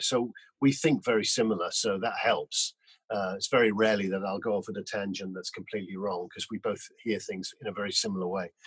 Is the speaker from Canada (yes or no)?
no; Newcastle upon Tyne, North East England, United Kingdom; also born or lived in Whitley Bay; I grew up in Newcastle and um, I went to school in a little um, school in Whitley Bay